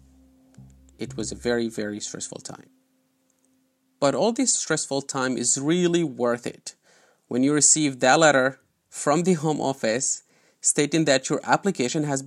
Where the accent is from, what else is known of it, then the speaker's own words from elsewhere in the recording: Aleppo, Aleppo Governorate, Syria; English is a second language; moved away as an adult; now in London, United Kingdom; a kid who was raised in Aleppo in Syria, and now I'm a British citizen